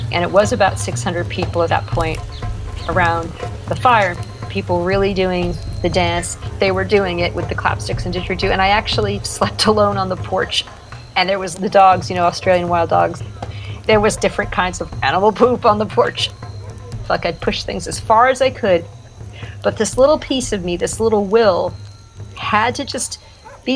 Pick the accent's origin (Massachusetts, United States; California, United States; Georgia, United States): Massachusetts, United States; Peabody; now in Santa Monica, United States; I grew up in Peabody, Massachusetts. That is on the north shore of Boston.